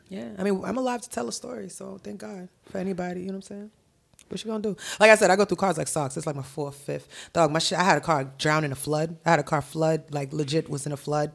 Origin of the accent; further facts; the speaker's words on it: Milton, Massachusetts, United States; also born or lived in Haiti; I'm from Milton. Like, I went to school in Milton High